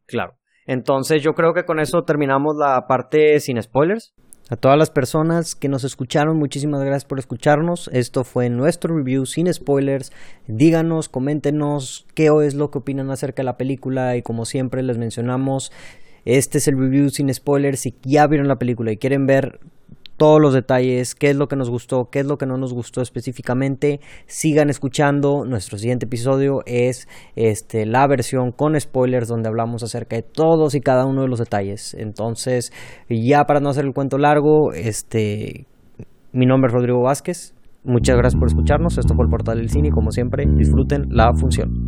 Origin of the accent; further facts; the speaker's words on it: Monterrey, Nuevo León, Mexico; soy de Monterrey